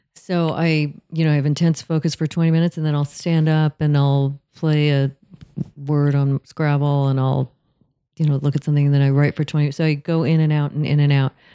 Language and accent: English; Southern California, United States; I'm from Southern California